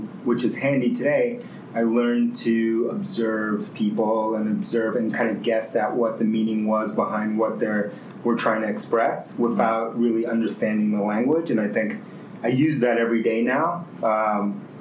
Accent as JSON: {"language": "English", "town": "New York City", "region": "New York", "country": "United States", "tie": "born or raised there", "also_born_or_lived": "Bronx, New York", "first_language": "Spanish", "second_language": "English", "said": "I was born in the Bronx, New York, and then grew up in Queens, New York. So I moved to Queens when I was 5, grew up there"}